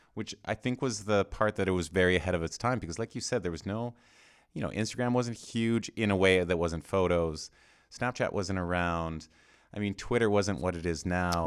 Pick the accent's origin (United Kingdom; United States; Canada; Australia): Canada; Edmonton, Alberta; I grew up in Edmonton in Canada